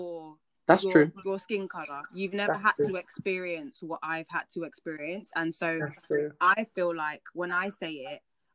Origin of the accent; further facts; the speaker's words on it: Nigeria; I love being Nigerian.